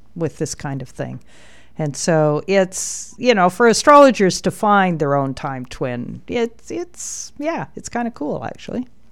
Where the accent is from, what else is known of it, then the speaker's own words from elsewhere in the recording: Alberta, Canada; I was born in Alberta.